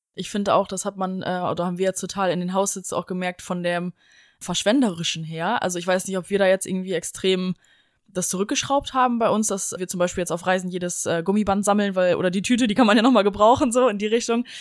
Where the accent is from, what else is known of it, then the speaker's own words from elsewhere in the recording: Germany; als Deutscher